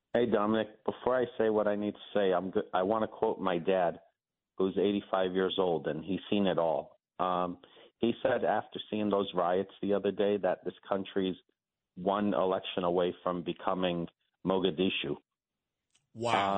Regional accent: New York City, New York, United States; I was raised in New York

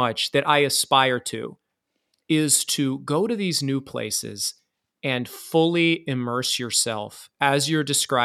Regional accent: Iowa, United States; now in New York City, United States; I grew up in Iowa, and now I live in New York City.

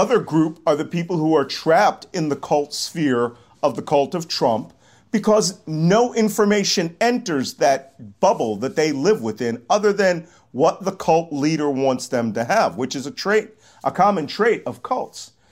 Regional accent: Philadelphia, Pennsylvania, United States; I'm from Philadelphia, born and bred in Philadelphia. I'm a native Philadelphia.

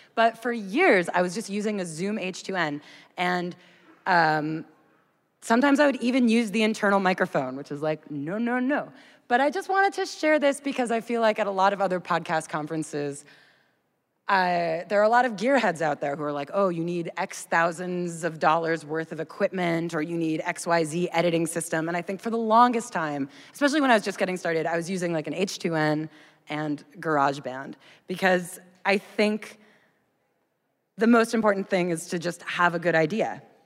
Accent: United States; I'm an American

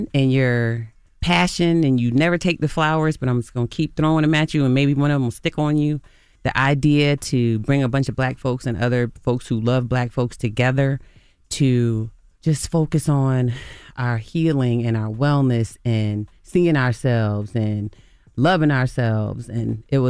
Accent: Virginia Beach, Virginia, United States; It was my childhood. I grew up in Virginia Beach, Virginia. I'm from the same area as … and …, …, and ….

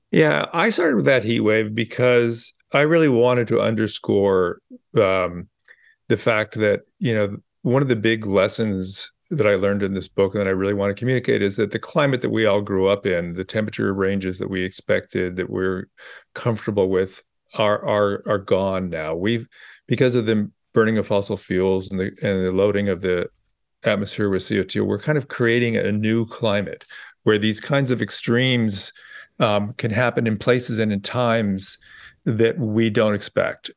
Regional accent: Bay Area, California, United States; moved away; also born or lived in New York; I grew up in the Bay Area

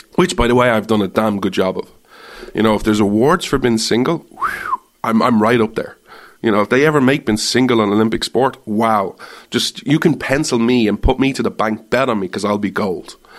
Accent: Ireland; moved away as an adult; now in United States; I'm Irish

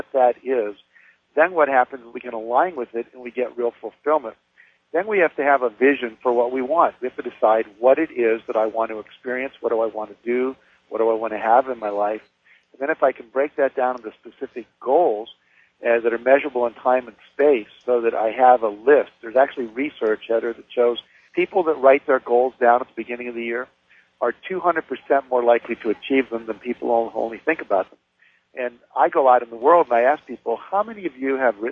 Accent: West Virginia, United States; I grew up in West Virginia.

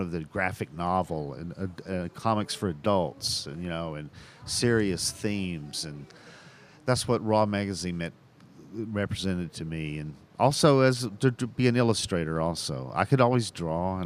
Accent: Chattanooga, Tennessee, United States; now in Los Angeles, United States; I naturally wanted to come back to my hometown and do one about Chattanooga, you know, because that's my favorite stories. That's my favorite history, and it's the place I grew up.

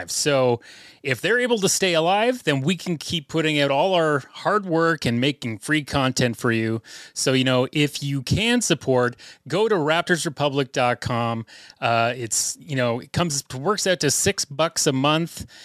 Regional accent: Toronto, Ontario, Canada; I was born in Etobicoke.

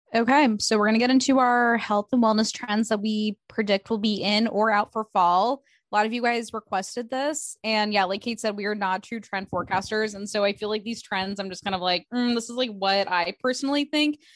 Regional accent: Midwest, United States; moved away; I'm from the Midwest

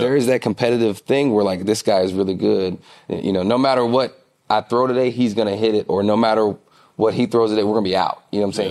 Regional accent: Nashville, Tennessee, United States; I'm from Nashville

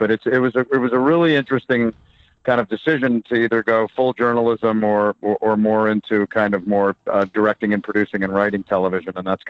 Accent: Connecticut, United States; Well, it was in the 70s in Fairfield County, Connecticut, about an hour outside of Manhattan. So we were influenced by New York.

